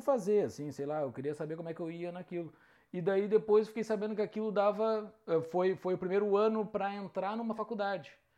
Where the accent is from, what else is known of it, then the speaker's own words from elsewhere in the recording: Mostardas, Rio Grande do Sul, Brazil; moved away; also born or lived in Porto Alegre; sou natural do interior do Rio Grande do Sul, da grandiosíssima Mostardas, do litoral do Rio Grande do Sul.